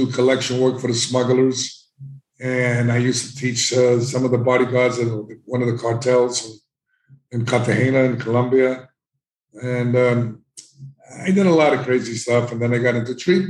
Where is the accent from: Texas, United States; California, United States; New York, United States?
New York, United States; New York City; I grew up in the South Bronx